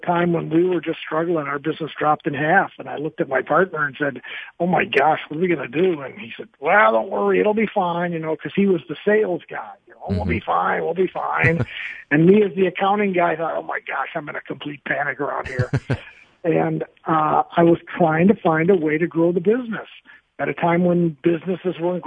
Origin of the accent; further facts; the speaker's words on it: Milwaukee, Wisconsin, United States; I'm from Milwaukee, Wisconsin